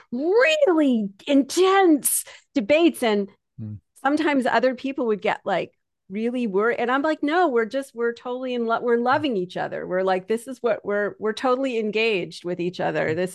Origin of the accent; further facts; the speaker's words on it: Canada; because I'm Canadian, but anybody who talks to me think will think I'm from New York.